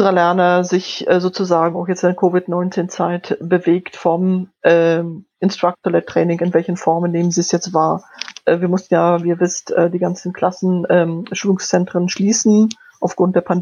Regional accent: Poland; first language Polish; German is a second language; Ich bin in, in Polnisch aufgewachsen. Ich habe Deutsch recht spät gelernt.

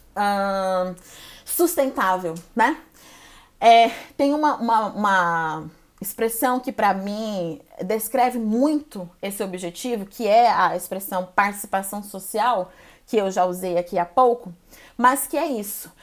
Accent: Goiânia, Goiás, Brazil; now in São Paulo, Brazil; Eu sou brasileira, sou natural de Goiânia, Goiás, moro e trabalho atualmente em São Paulo

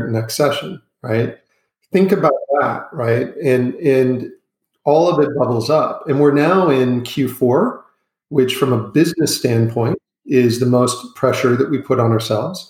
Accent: United States; accent: American; moved away as an adult; also born or lived in Asia / Europe; I grew up in the United States.

